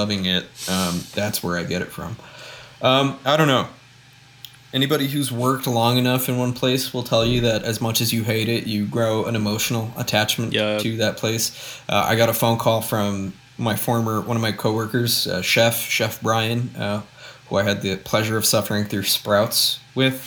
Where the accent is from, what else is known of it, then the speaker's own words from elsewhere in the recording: Aurora, Illinois, United States; my hometown mall in the beautiful Aurora, Illinois